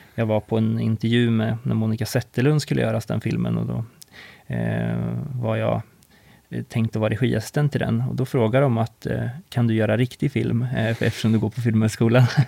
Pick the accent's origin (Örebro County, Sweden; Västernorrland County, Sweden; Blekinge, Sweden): Örebro County, Sweden; Karlskoga; jag kommer ju från Karlskoga